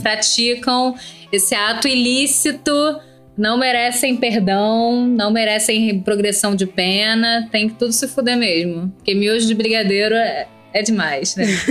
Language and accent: Portuguese; Brazil; Sou brasileira